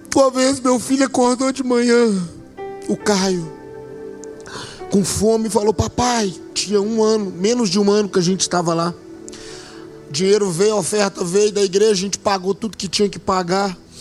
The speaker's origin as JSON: {"language": "Portuguese", "town": "Belo Horizonte", "region": "Minas Gerais", "country": "Brazil", "tie": "born or raised there", "moved": "as an adult", "lives_now": "Maués, Brazil", "said": "a gente é natural daqui de Belo Horizonte"}